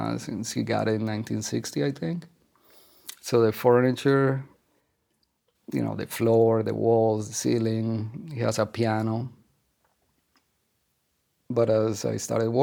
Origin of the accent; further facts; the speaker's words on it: Colombia; moved away as an adult; now in New York, United States; I come from Colombia. I arrived in New York in 1989.